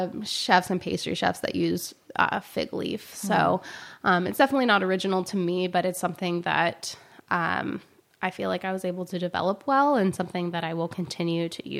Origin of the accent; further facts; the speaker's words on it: the South, United States; I'm from the South, and banana pudding is important to us.